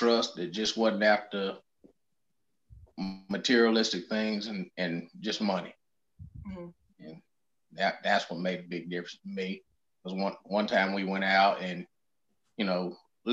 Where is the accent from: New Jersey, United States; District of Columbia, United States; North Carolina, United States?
North Carolina, United States; Kings Mountain; from Kings Mountain, North Carolina